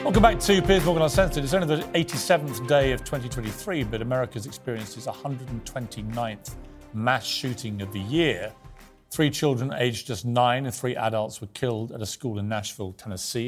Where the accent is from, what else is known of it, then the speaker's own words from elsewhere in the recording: United Kingdom; accent: British; as a Brit